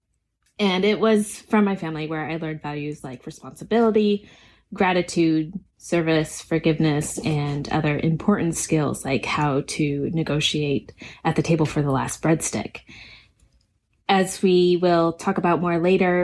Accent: Seattle area, Washington, United States; moved away as an adult; also born or lived in Tucson, Arizona; now in Saudi Arabia; I was born in Tucson, Arizona, but spent most of my childhood in Washington State, Seattle area

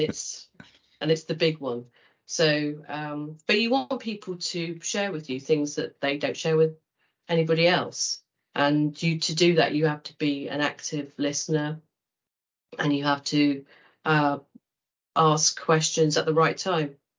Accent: Kent, South East England, United Kingdom; I was brought up in Kent

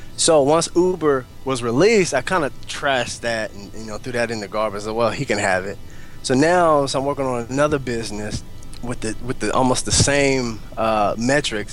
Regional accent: Altus, Oklahoma, United States; moved away as an adult; also born or lived in Lawton, Oklahoma / Alaska; now in Oklahoma City, United States; I was raised in Altus, and from Altus, I traveled to Lawton

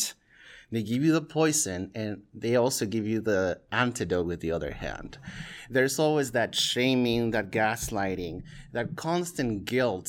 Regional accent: Peru; moved away; I was born and raised in Peru, which is a very Catholic by default country

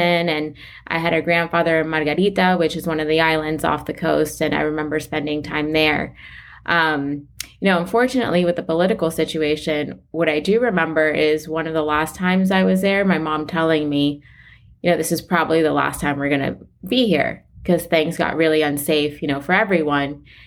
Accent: Weston, Florida, United States; I grew up in South Florida. One of the ta-, like, the town I'm from is Weston

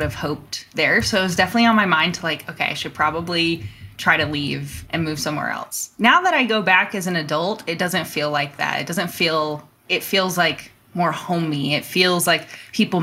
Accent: North Carolina, United States; moved away as an adult; now in Colorado, United States; I grew up in North Carolina, though, somewhere on the East Coast in the US

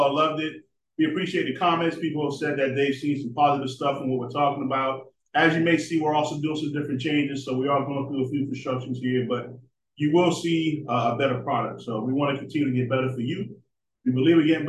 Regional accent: Boston, Massachusetts, United States; I come from Boston, Northeast

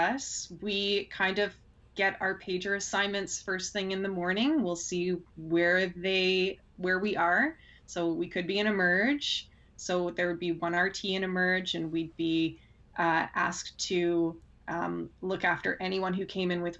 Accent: Pickering, Ontario, Canada; I grew up in Pickering

